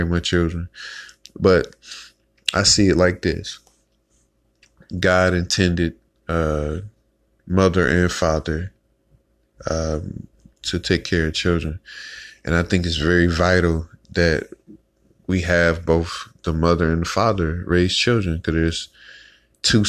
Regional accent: Detroit, Michigan, United States; I grew up in Detroit, Michigan

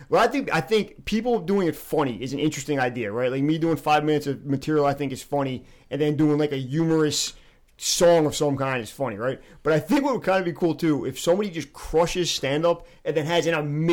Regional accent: Toms River, New Jersey, United States; moved away as an adult; now in Long Branch, United States; I'm from Tom's River originally, but I work up in North Jersey for my day job. So I was living up in North Jersey

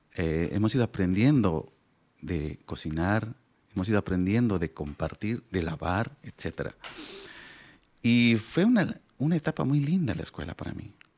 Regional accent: Pacajes Province, La Paz, Bolivia; first language Aymara; Spanish is a second language; Y nací allá, crecí allá, hice mi primaria

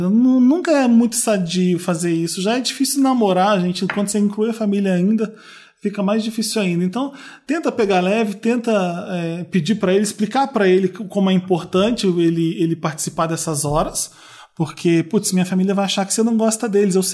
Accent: Feira de Santana, Bahia, Brazil; sou muito fã do podcast. Tenho 20 anos. Sou de Feira de Santana, na Bahia. Um beijo pro pessoal de Feira de Santana.

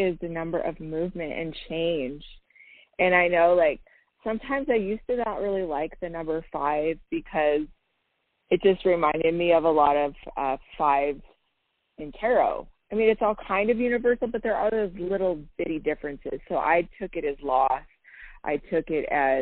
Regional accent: San Diego, California, United States; moved away; I was born in San Diego, you know, so I got love for California

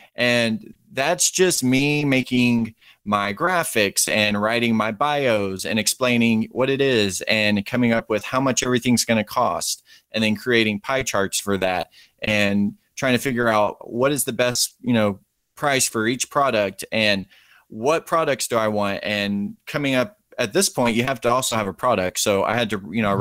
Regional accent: Texas, United States; I'm from Texas

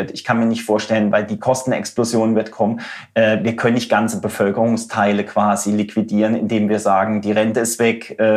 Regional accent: Germany; weil ich gesagt habe, bin Deutscher, ich will im Netz.

